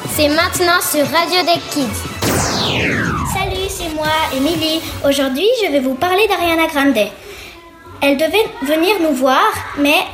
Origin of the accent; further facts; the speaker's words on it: United States; French is a second language; also born or lived in Italy; je viens d'Italie et j'ai passé toute mon enfance aux United States.